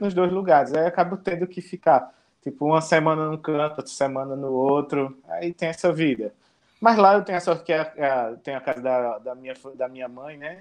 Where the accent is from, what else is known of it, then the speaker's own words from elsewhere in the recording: Pernambuco, Brazil; also born or lived in Garanhuns; now in Maceió, Brazil; Mas eu sou pernambucano. Sou pernambucano, hum. interior.